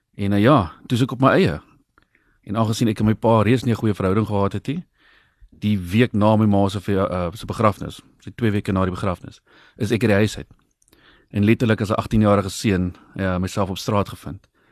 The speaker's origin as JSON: {"language": "Afrikaans", "town": "Brakkeveld", "country": "South Africa", "tie": "born or raised there", "moved": "yes", "said": "Ek het in Brakkeveld groot geword oorspronklik en ek's nou maar weer terug daarso"}